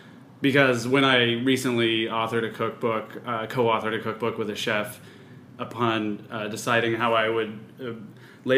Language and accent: English; Los Angeles, California, United States; also born or lived in New York; I grew up in Los Angeles.